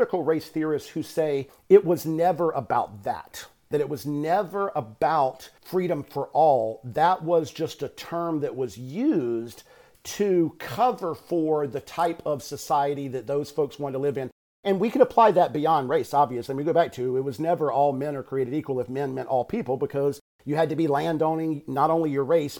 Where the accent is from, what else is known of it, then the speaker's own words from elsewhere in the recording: Georgia, United States; I grew up in Georgia